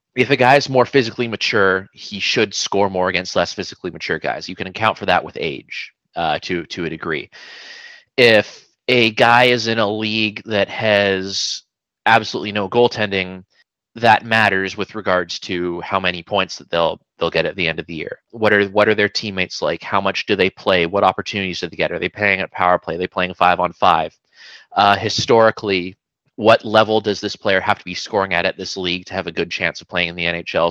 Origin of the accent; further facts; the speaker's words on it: Vancouver, British Columbia, Canada; I'm uh I'm from Vancouver, BC, so I've I've been in the uh, the Lower Mainland all my life.